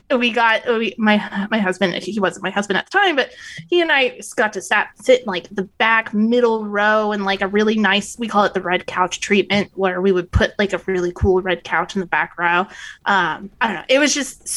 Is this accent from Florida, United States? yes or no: yes; Florida, United States; now in Charleston, United States; I grew up in Florida